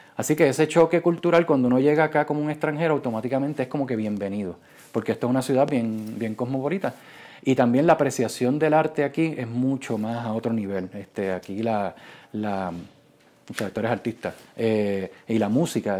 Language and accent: Spanish; Puerto Rico; moved away as an adult; also born or lived in Silicon Valley; Yo me fui de Puerto Rico en el 2012, eh, me fui para Silicon Valley